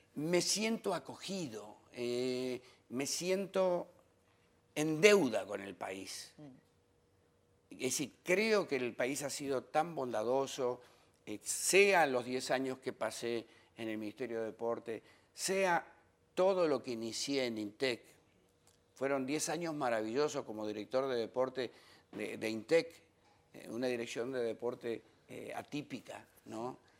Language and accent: Spanish; Patagonia, Argentina; moved away as an adult; also born or lived in France; now in Dominican Republic; Es que soy patagónico, extraditado